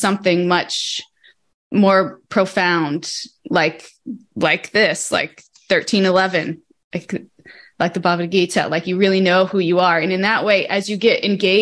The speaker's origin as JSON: {"language": "English", "region": "Missouri", "country": "United States", "tie": "born or raised there", "said": "I grew up in Missouri, which was very Christian"}